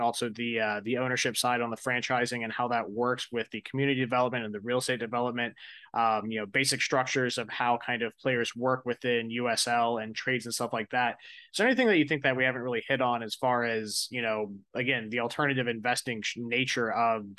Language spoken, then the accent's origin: English; Tallahassee, Florida, United States; Growing up in Tallahassee, FSU's women's soccer just was amazing to watch